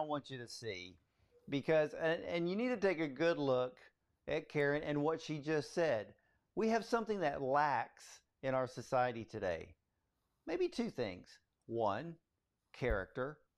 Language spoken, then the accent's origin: English; Atlanta, Georgia, United States; I was born in Atlanta